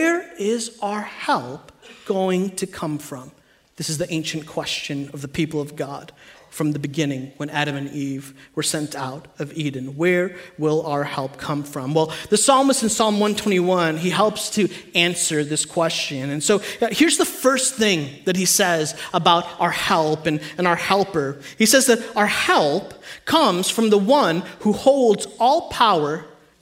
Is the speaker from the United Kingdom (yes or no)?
no; India; I'm Indian.